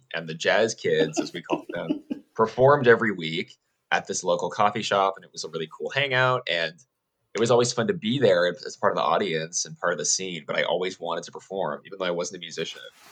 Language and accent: English; Idaho, United States; moved away as an adult; also born or lived in Southern California; I'm originally from Idaho